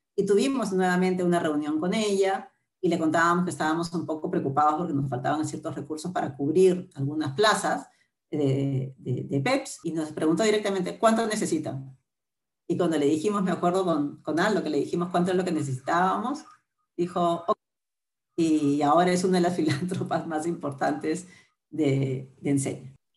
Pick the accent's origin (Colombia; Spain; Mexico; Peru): Peru; Lima; mis, papás vinieron de Arequipa Lima, yo nací en Lima